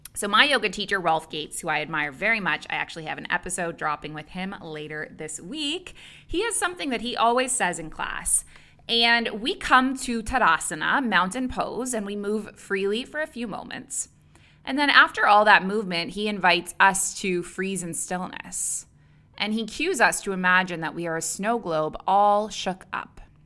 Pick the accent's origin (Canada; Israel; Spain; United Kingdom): Canada; moved away as an adult; also born or lived in Dubai / Abu Dhabi; now in Bali, Indonesia